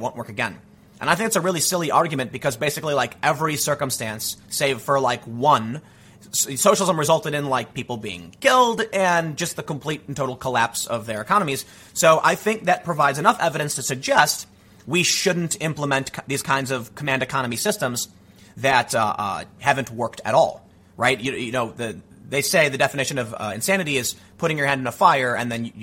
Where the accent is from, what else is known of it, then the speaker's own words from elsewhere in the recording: Chicago, Illinois, United States; moved away; also born or lived in California / Virginia / East Coast; I'm from Chicago.